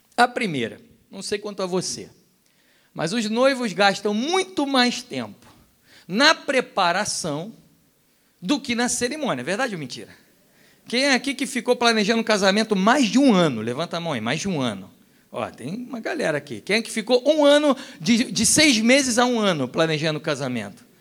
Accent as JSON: {"language": "Portuguese", "region": "Rio de Janeiro", "country": "Brazil", "also_born_or_lived": "Europe", "said": "como um bom carioca"}